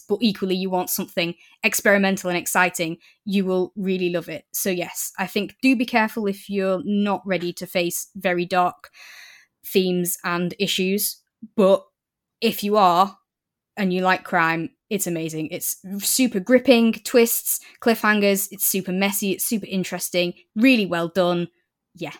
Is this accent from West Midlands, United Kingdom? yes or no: no; Preston, North West England, United Kingdom; moved away as an adult; now in Newcastle, United Kingdom; 'cause I live in Newcastle now, but I grew up in Preston